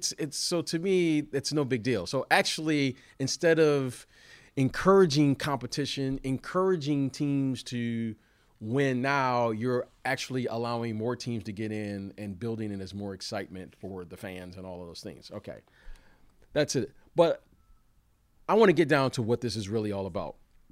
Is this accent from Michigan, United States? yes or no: yes; Detroit, Michigan, United States; also born or lived in Chicago; Now, growing up in Eastern time zone like I did in Detroit, playing for many years in Chicago, now living on the West Coast, that is the issue.